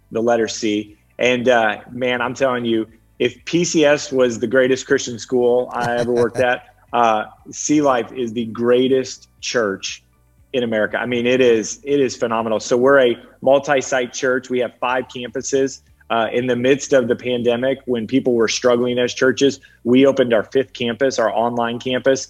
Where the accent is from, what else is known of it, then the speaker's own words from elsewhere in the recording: Peoria, Illinois, United States; moved away as an adult; now in Dallas, United States; Peoria is my hometown.